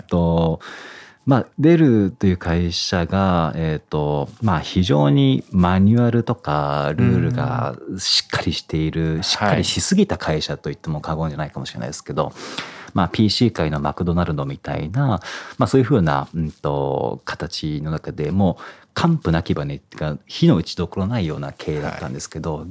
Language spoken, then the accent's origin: Japanese; Iwate, Japan; born or raised there